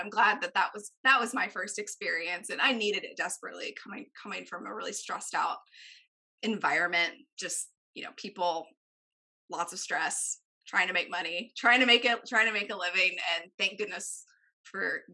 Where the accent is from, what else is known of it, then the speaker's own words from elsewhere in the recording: a small town in Texas, United States; moved away as an adult; also born or lived in Atlanta, Georgia; coming from a small town in Texas and going to college in a small town in Texas. After college, I moved from Texas to Atlanta